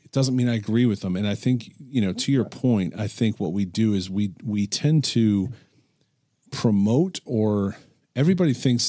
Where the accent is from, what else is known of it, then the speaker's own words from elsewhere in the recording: United States; I was born in America. I've lived in America.